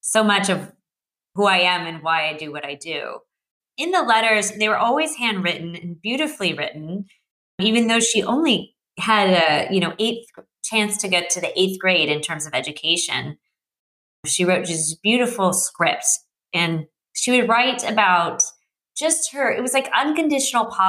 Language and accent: English; Santa Cruz, California, United States; I grew up in Santa Cruz, California